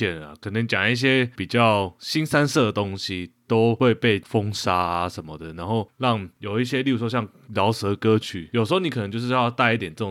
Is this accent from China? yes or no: no; Taiwan; 还把我们台湾人一起带下去，